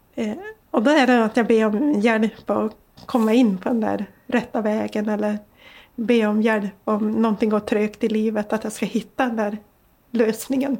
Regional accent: Sweden; I den tro jag var uppväxt med i Lappland

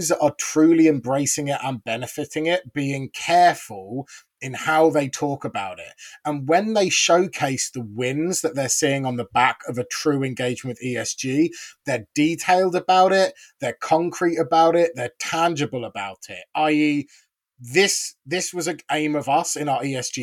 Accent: United Kingdom; now in South Africa; a Brit by birth

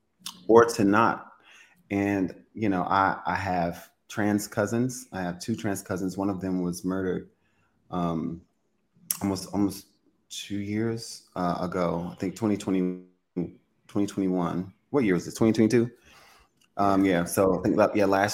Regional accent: Louisiana, United States; Well, I'm from Louisiana. I'm from a very Southern conservative background

